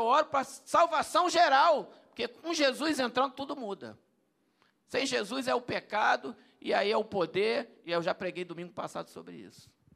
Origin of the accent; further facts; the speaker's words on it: Brazil; Eu sou brasileiro.